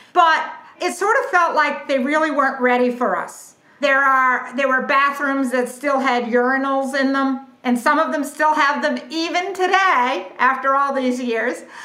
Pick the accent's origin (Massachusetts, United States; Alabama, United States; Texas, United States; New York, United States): Massachusetts, United States; southeastern; now in Ponte Vedra, United States; I grew up in southeastern Massachusetts